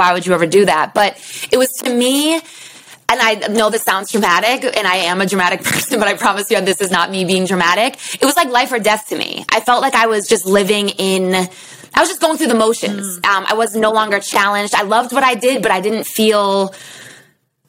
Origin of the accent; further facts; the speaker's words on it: Boston, Massachusetts, United States; moved away as an adult; also born or lived in Houston / Harlem; I'm from Boston. And so all my friends and family are still up this way